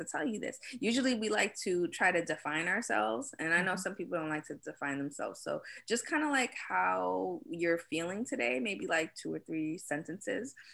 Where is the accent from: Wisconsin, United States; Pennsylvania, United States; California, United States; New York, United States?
New York, United States; also born or lived in Guyana; I was born in Guyana, came to the US when I was about 4 or 5 years old. Grew up in Brooklyn, BK baby